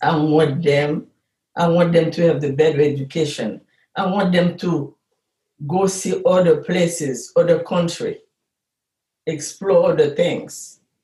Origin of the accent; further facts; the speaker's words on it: Haiti; moved away as an adult; now in Chicago, United States; We are Haitian American.